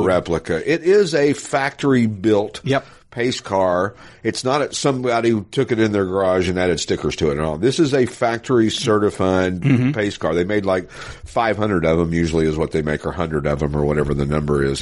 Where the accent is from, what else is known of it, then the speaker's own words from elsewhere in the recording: Knoxville, Tennessee, United States; moved away; also born or lived in North Hollywood; growing up in Knoxville, Tennessee.